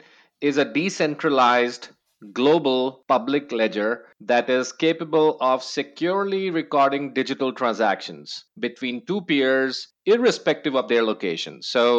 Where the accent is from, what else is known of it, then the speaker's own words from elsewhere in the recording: New Zealand; now in Austin, United States; Yeah, that's because I am a new Texan. I moved to Austin from New Zealand a couple of years ago.